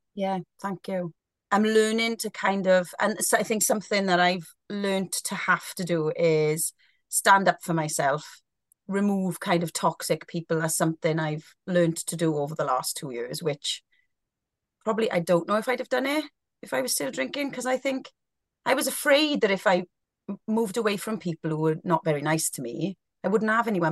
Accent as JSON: {"language": "English", "area": "Welsh", "region": "Wales", "country": "United Kingdom", "said": "being a Welsh girl"}